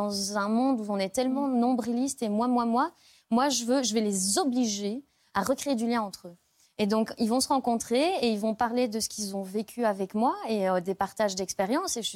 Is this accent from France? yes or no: no; Brussels, Brussels-Capital Region, Belgium; Je suis bruxelloise.